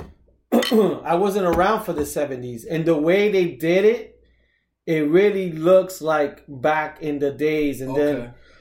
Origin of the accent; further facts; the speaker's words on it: New York City, New York, United States; growing up in the Heights